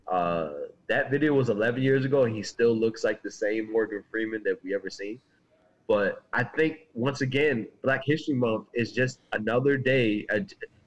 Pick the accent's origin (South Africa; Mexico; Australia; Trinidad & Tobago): Trinidad & Tobago; I'm born in Trinidad.